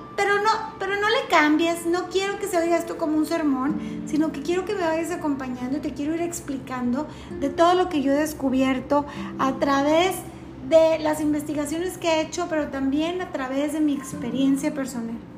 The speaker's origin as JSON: {"language": "Spanish", "country": "Mexico", "said": "estoy hablando, claro que desde una perspectiva como mexicana"}